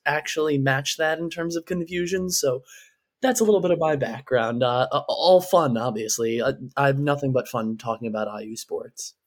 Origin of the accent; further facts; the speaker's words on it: New York, United States; being a New Yorker